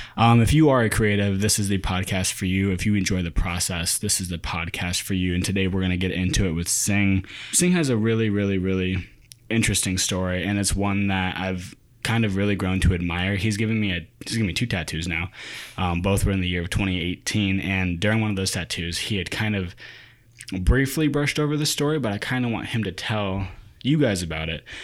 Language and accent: English; United States; growing up in America, growing up with an Asian culture